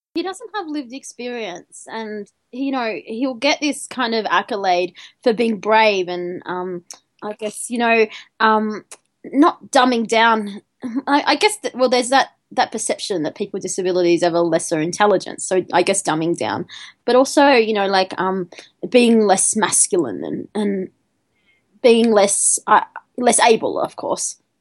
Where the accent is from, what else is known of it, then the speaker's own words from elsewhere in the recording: Albury, New South Wales, Australia; I grew up in Albury, which is a really small town in the middle of Australia, in you know, in, in New South Wales Victorian border.